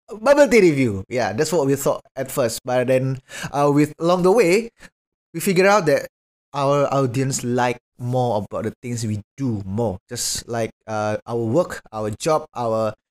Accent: Mojokerto, East Java, Indonesia; i'm from uh, mojokerto it's just a small village beside surabaya

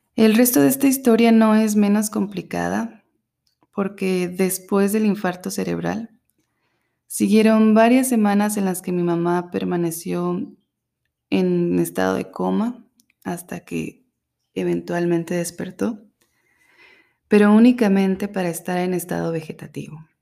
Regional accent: Mexico; moved away; Soy mexicana y he tenido la fortuna de vivir en distintos lugares

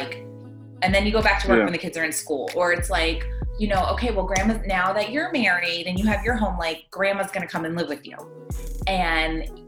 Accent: East Coast, United States; now in Texas, United States; I grew up on the East Coast

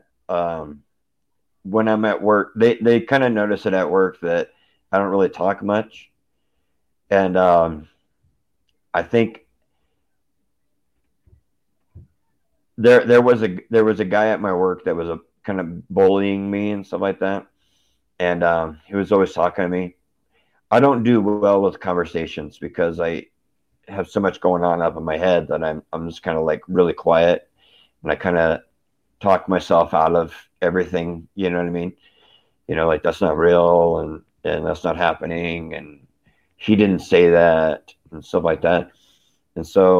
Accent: Aurora, Colorado, United States; also born or lived in Denver; I grew up in Aurora

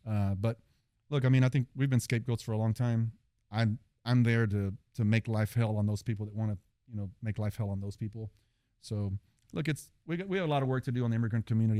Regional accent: Fort Worth, Texas, United States; we're from Poly, Southeast Fort Worth, been there our whole lives

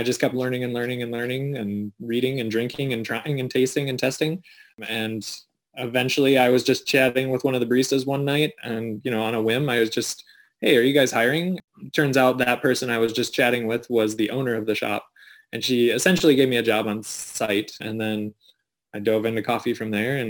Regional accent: South Dakota, United States; born or raised there; now in Sioux Falls, United States

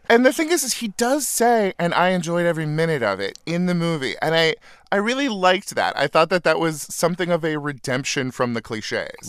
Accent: Northern California, United States; moved away; my hometown, a little farm town in Northern California

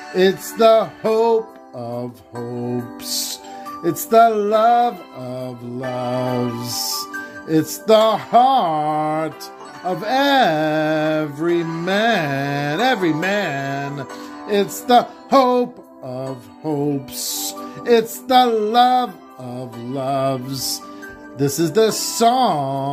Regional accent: Little Rhody, Rhode Island, United States; also born or lived in Salem, Massachusetts; I'm from Little Rhodey.

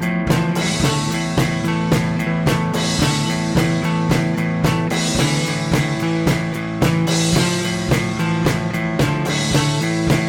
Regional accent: Kentucky, United States; accent: Kentucky; my Kentucky accent

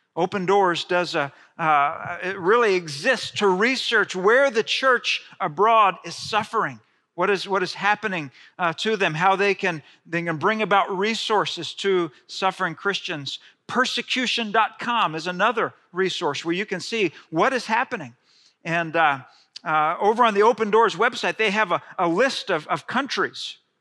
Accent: Friendswood, Texas, United States; growing up in Friendswood, Texas

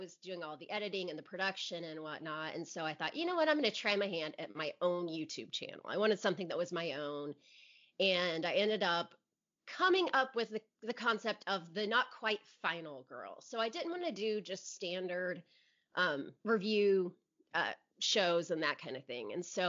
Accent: Indianapolis, Indiana, United States; It's the first one I've ever been to that wasn't in my hometown.

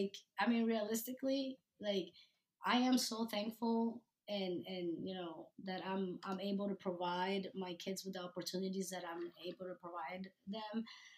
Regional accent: New Jersey, United States; I know that, especially where I grew up in New Jersey, it was a sport for the rich kids.

